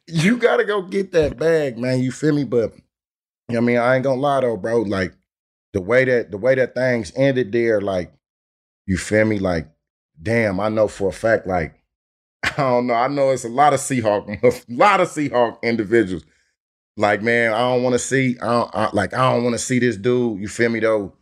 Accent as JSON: {"language": "English", "town": "Oakland", "region": "California", "country": "United States"}